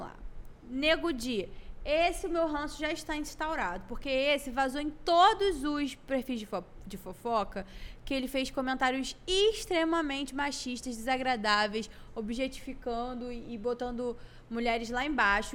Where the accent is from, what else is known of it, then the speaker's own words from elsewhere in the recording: Salvador, Bahia, Brazil; lá de Salvador, minha terra amada que eu amo